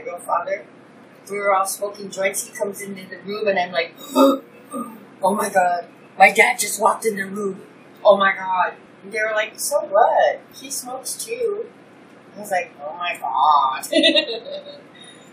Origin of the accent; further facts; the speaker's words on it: Fairbanks, Alaska, United States; also born or lived in Point Hope, Alaska / Barrow, Alaska; I was from Fairbanks